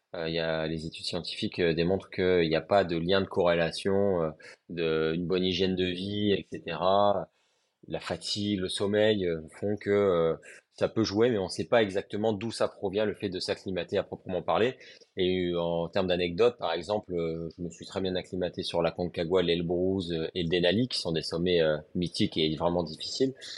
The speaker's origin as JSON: {"language": "French", "town": "Lille", "region": "Hauts-de-France", "country": "France", "moved": "yes", "lives_now": "Montpellier, France", "said": "je suis originaire de Lille."}